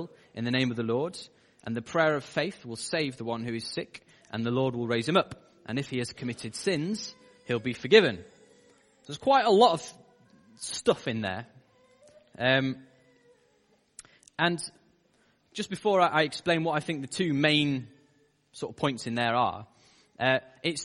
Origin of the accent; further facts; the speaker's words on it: United Kingdom; as British people